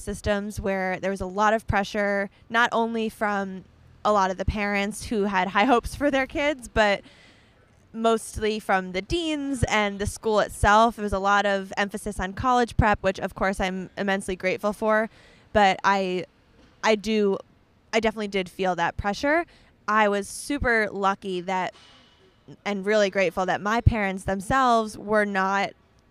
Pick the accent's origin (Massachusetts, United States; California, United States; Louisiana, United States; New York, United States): New York, United States; Scarsdale; moved away as an adult; also born or lived in Baltimore; I grew up in Scarsdale in Westchester and lived there in the same house for my whole life all the way up until when I went to Hopkins